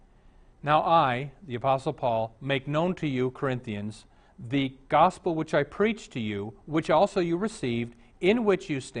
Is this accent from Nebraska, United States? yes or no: yes; Omaha, Nebraska, United States; When I was raised in Omaha